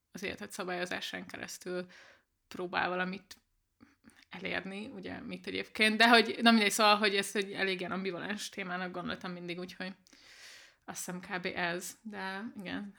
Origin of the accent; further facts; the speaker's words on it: Budapest, Hungary; Budapesten nőttem fel nagy részt